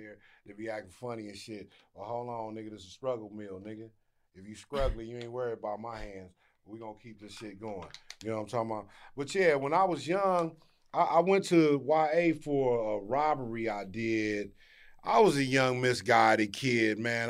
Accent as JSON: {"language": "English", "town": "Inglewood", "region": "California", "country": "United States", "tie": "born or raised there", "also_born_or_lived": "Arkansas / South Los Angeles", "said": "I've been here since I was ten, and I grew up in Inglewood, between Inglewood and South L A."}